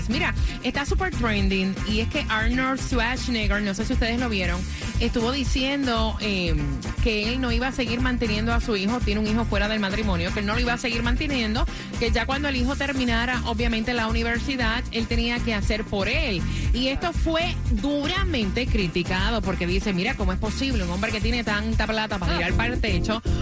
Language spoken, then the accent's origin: Spanish; Guatemala; eh, soy de Guatemala